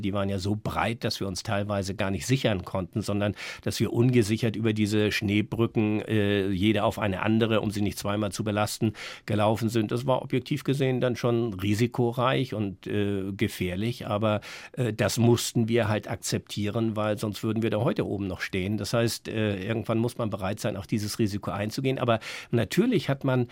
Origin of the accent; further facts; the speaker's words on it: Northern Germany, Germany; als Norddeutscher